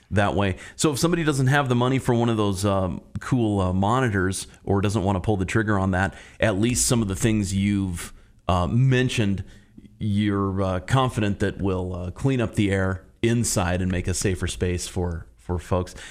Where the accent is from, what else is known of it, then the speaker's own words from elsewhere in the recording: Bozeman, Montana, United States; now in Missoula, United States; growing up in Bozeman